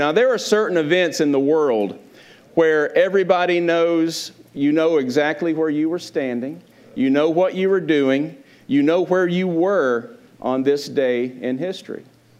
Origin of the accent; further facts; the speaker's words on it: Kentucky, United States; now in Galveston, United States; I'm from Kentucky.